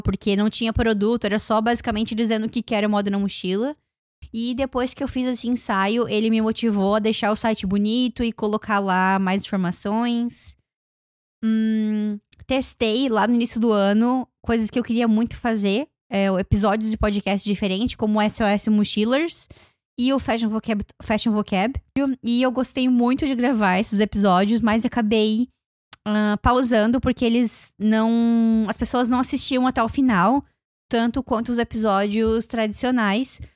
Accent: Joinville, Santa Catarina, Brazil; now in Toronto, Canada; lá na minha cidade, quando eu fui viajar para Joinville

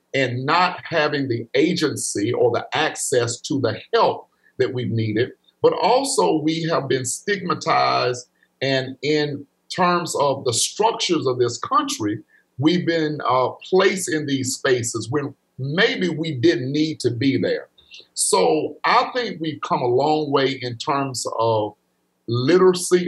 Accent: Pickens County, Alabama, United States; growing up in Pickens County, going to school there

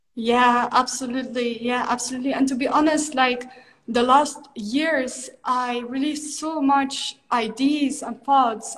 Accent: Netherlands; moved away as an adult; I grew up in the Netherlands. I'm from Holland originally.

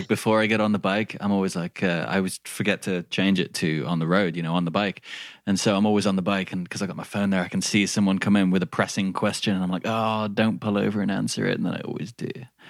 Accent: England, United Kingdom; accent: Midlands English crossed with a little Australian; My accent isn't standard English. It's like Midlands English crossed with like a little bit of Australian and like something weird in there as well.

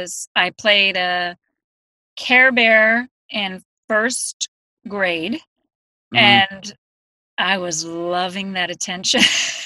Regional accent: Boston, Massachusetts, United States; You know, then I was from Boston.

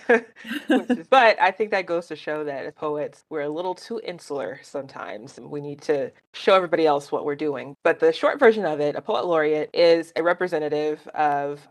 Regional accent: Birmingham, Alabama, United States; my personal history growing up in Birmingham

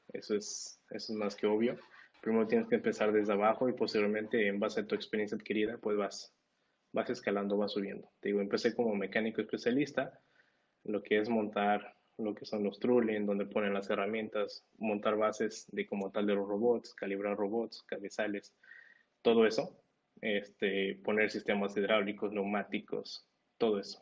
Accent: Mexico; moved away as an adult; now in United States; a todos los que somos de acá de México

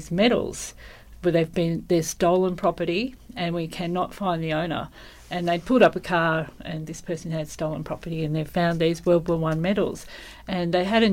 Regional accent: Geelong, Victoria, Australia; moved away as an adult; now in Colac, Australia; Born and bred in Geelong, and came to Colac 40 years ago

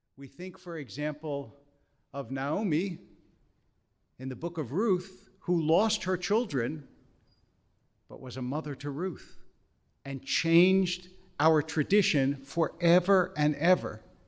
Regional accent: Harrisburg, Pennsylvania, United States; also born or lived in Philadelphia; I grew up in yeshiva in Harrisburg and then later at Akiba in Philadelphia

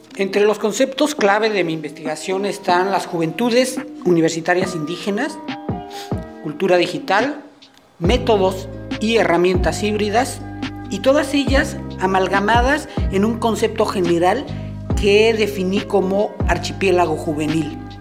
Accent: Mexico; soy mexicano.

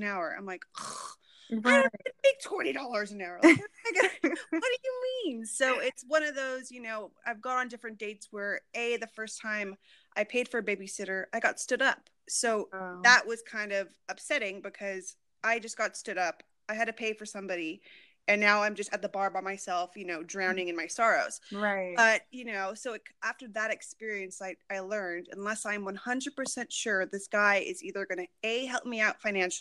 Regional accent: Los Angeles, California, United States; also born or lived in Australia; I'm from Los Angeles

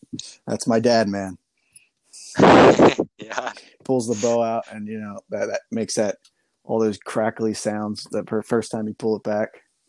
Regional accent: Pennsylvania, United States

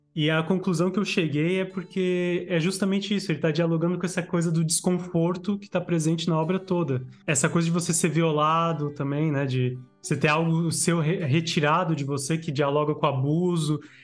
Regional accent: Blumenau, Santa Catarina, Brazil; eu sou de Santa Catarina

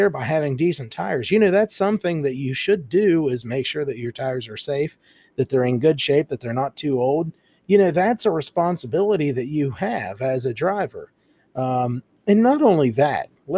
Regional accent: United States; being an American

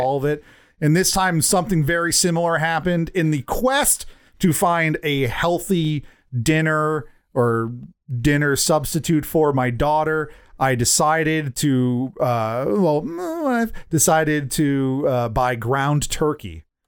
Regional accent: United States; as an American

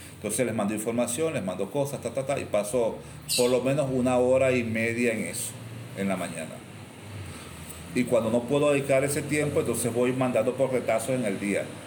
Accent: Cumaná, Sucre, Venezuela; yo soy cubano y yo toda la vida en Cumaná

